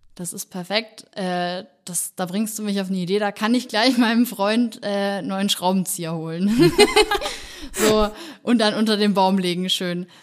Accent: Nuremberg, Bavaria, Germany; ich komme auch ursprünglich aus Nürnberg, beziehungsweise meine Familie wohnt im Nürnberger Land

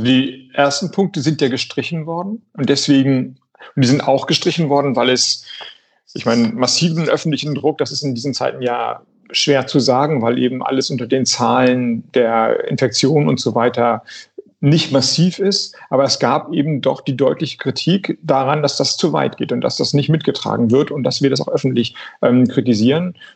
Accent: Flensburg, Schleswig-Holstein, Germany; ich komme ja aus Flensburg

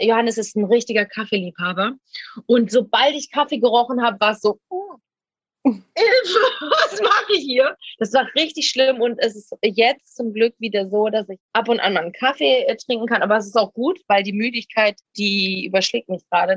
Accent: Essen, North Rhine-Westphalia, Germany; moved away as an adult; now in Ibiza, Spain; dann wäre ich nie aus dieser Stadt gekommen, wo ich geboren bin

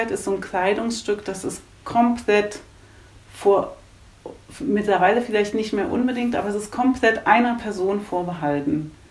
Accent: Germany; Also … kommt, weil ich komme von der Elbe. Also ich mhm. bin in so einem ganz kleinen Kaff aufgewachsen in der Nähe der Elbe.

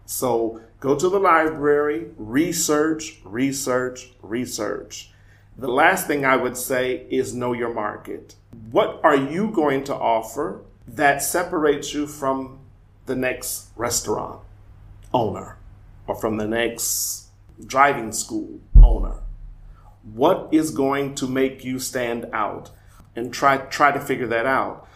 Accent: Omaha, Nebraska, United States; moved away as an adult; also born or lived in Weimar, Germany; now in Berlin, Germany; I'm from Omaha, Nebraska

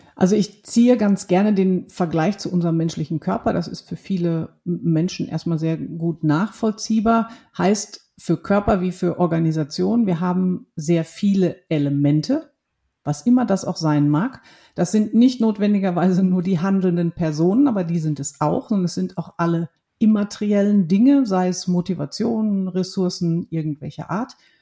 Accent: Ruhr area, North Rhine-Westphalia, Germany; ich bin ein Kind des Ruhrgebiets. Das sind meine Wurzeln.

